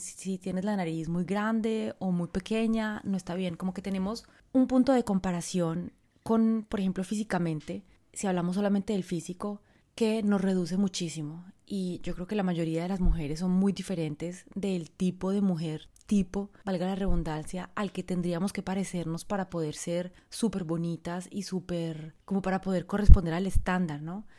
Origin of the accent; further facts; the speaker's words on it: Colombia; moved away as an adult; also born or lived in France; era colombiana, venía de un país en vía de desarrollo, venía de una familia pobre